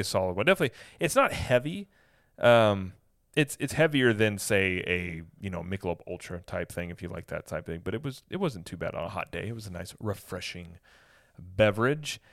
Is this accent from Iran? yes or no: no; Midwest, United States; I'm from the Midwest